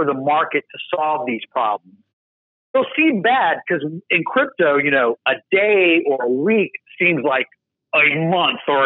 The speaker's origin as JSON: {"language": "English", "country": "United States", "said": "I'm an American, proud American"}